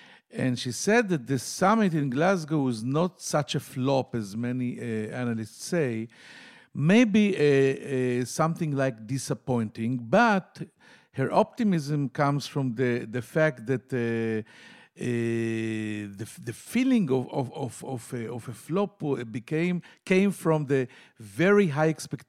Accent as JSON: {"language": "English", "town": "Tel Aviv", "region": "Tel Aviv District", "country": "Israel", "said": "from Tel Aviv."}